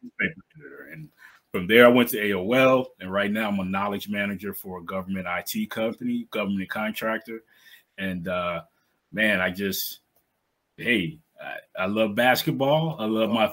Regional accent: South Boston, Virginia, United States; moved away as an adult; now in Baltimore, United States; I'm from South Boston, Virginia, a small town in Southern Virginia, right on the borderline of North Carolina Virginia, about an hour or so outside of Raleigh. Uh, so I, I, grew up in that area

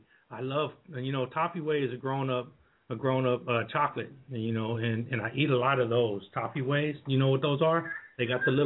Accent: Hershey, Pennsylvania, United States; You know, I grew up in Hershey, Pennsylvania, and so chocolate was like one of my greatest things.

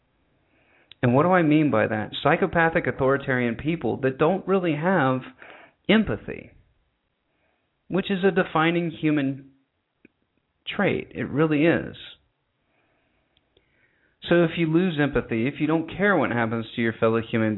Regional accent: United States; When I grew up in America

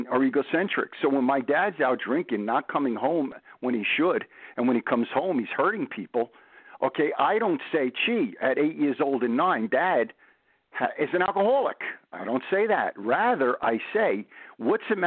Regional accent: New York City, New York, United States; now in New Jersey, United States; I'm from Brooklyn

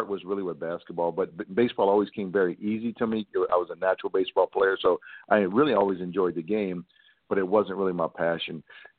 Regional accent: Thibodaux, Louisiana, United States; also born or lived in Hannibal, Missouri; I grew up here in Thibodaux, started playing baseball at the age of 5

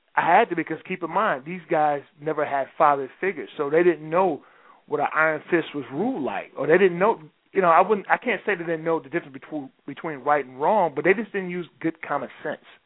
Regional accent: Detroit, Michigan, United States; I'm from Detroit

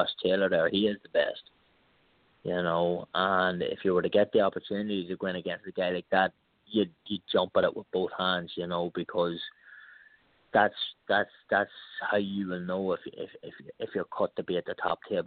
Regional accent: Ireland; moved away as an adult; now in United States; I'm from Ireland, you know what I mean? We never had Thanksgiving

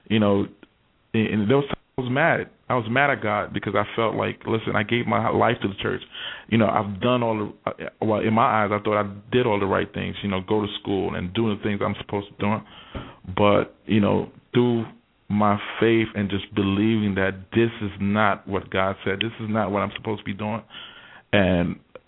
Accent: New York, United States; moved away; I was born and raised in New York

